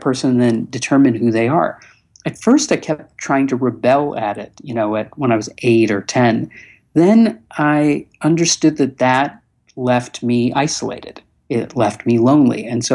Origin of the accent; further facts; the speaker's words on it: Chicago, Illinois, United States; moved away; also born or lived in Los Angeles; from a young age in Chicago growing up in the 70s